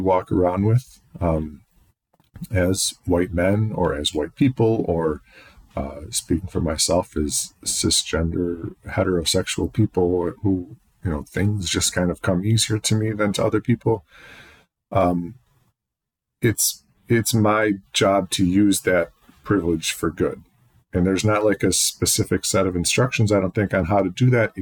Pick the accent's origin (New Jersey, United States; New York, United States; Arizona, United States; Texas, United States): New York, United States; Penfield; I was raised in Penfield.